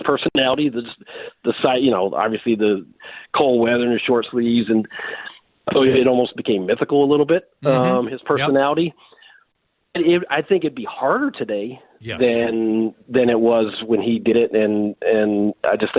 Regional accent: Tennessee, United States; moved away as an adult; now in Minnesota, United States; I grew up in Tennessee.

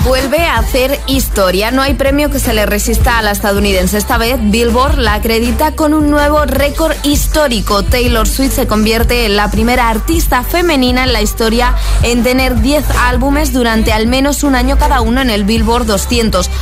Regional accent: Argentina; now in Valencia, Spain; Nosotros le decimos así en Argentina, velador

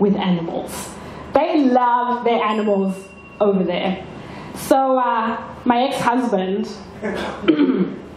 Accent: Zimbabwe; now in Australia; back home in Zimbabwe

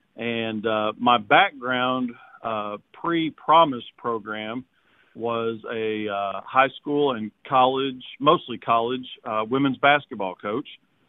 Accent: Walnut Ridge, Arkansas, United States; now in Arkadelphia, United States; Walnut Ridge, Arkansas, a rice, soybean, cotton growing community up in northeast Arkansas as my hometown. I've been in Arkadelphia for about 20 years now, town of about 10,000.

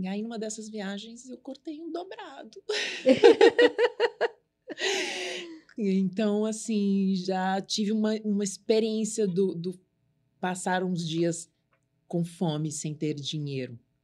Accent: São Paulo, Brazil; also born or lived in Suzano; eu vim da Zona Leste

